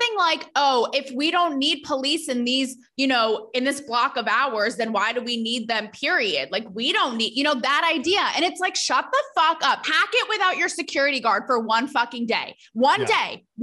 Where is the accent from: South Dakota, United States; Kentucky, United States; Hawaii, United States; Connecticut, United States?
Connecticut, United States; moved away as an adult; also born or lived in Manhattan, New York / Los Angeles; I grew up an hour outside New York City in Connecticut